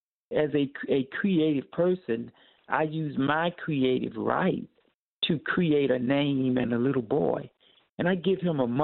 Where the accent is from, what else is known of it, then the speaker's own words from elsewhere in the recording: North Carolina, United States; my hometown in North Carolina.